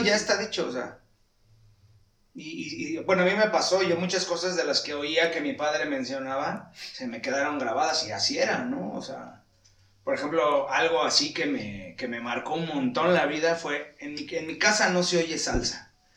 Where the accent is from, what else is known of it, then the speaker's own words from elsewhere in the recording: Morelos, Mexico; como mexicano como morelense